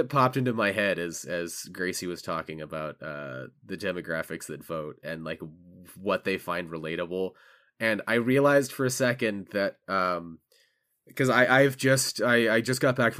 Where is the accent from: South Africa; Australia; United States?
United States; California; the housing prices in California, which is my home state.